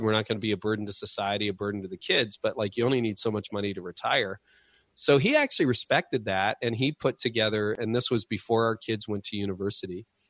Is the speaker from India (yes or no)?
no; Canada; being Canadian